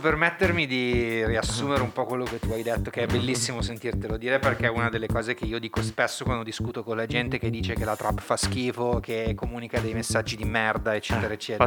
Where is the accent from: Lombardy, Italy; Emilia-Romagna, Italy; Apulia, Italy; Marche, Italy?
Lombardy, Italy; Milan; sono di Milano, ho sempre vissuto a Milano, sono come un castagno piantato per terra